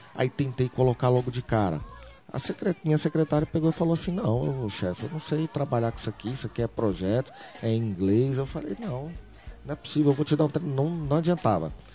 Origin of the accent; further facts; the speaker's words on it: Brasília, Federal District, Brazil; nasci aqui em Brasília